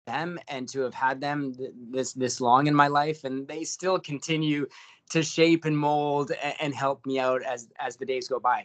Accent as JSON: {"language": "English", "town": "Hamilton", "region": "Ontario", "country": "Canada", "tie": "born or raised there", "also_born_or_lived": "St. Catharines", "said": "originally born and raised in Hamilton, did my schooling in St. Catharines"}